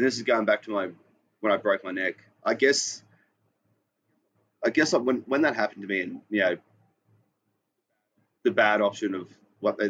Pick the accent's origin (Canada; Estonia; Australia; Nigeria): Australia; Queensland; moved away as an adult; now in Sydney, Australia; I'm from Queensland.